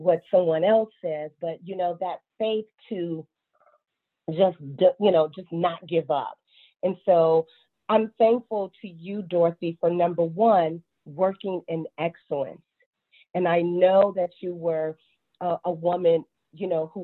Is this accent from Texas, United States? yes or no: no; Chicago, Illinois, United States; now in Charlotte, United States; I'm based out of Charlotte, North Carolina, but born and raised in Chicago, Illinois.